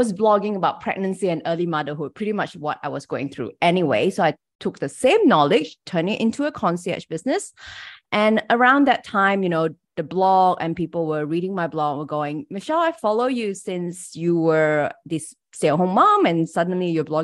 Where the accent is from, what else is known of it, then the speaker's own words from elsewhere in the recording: Malaysia; English is a second language; I'm from Malaysia. So English is my third language